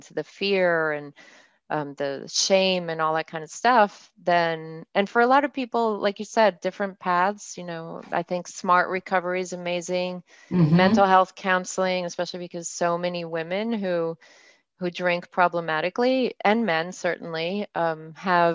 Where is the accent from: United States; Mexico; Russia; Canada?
Mexico; moved away; I'm bilingual. I grew up in Mexico